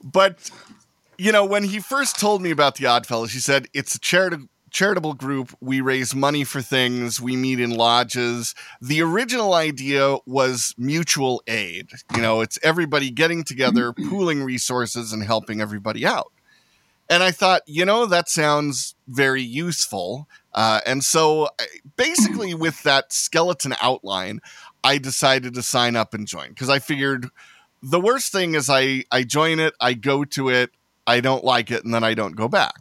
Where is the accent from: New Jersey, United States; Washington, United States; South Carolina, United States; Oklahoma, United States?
Washington, United States; Seattle; I'm from the Seattle area